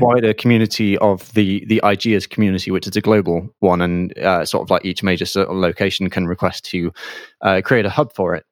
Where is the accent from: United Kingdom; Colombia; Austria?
United Kingdom; Bath, South West England; I'm from Bath